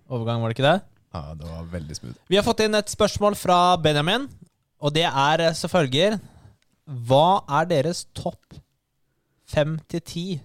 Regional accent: Norway; Vi er, vi er nordmenn, da. Vi er nordmenn.

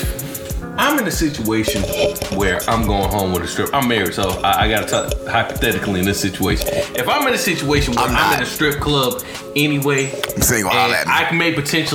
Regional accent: the South, United States; I'm from the South

